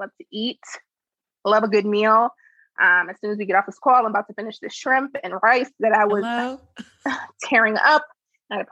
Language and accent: English; Prince George's County, Maryland, United States; I'm from Prince George's County. I am Ugandan and Nigerian, but raised in PG County.